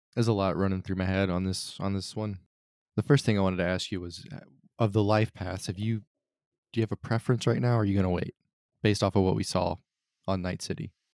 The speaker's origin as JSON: {"language": "English", "country": "United States", "said": "as an American"}